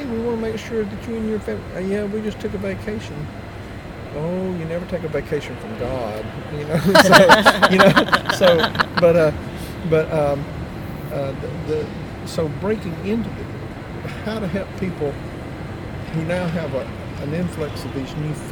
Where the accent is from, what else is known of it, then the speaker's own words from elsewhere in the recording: Tennessee, United States; my county is where I grew up in Tennessee